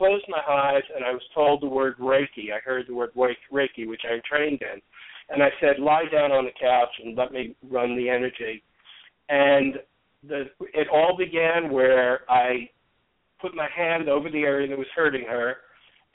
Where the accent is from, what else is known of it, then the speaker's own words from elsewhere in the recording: New York City, New York, United States; I grew up in New York City